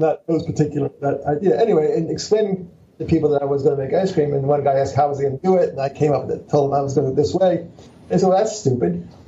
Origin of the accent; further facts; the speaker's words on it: Philadelphia, Pennsylvania, United States; I was born in Philadelphia. I'm a Philly dog